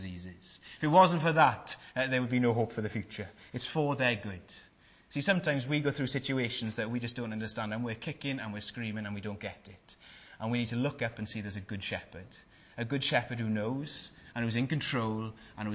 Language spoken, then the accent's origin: English; Wales, United Kingdom; I'm Welsh